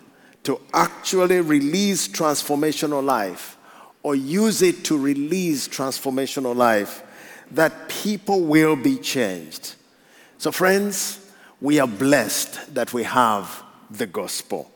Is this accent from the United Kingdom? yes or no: no; Uganda; I come from Africa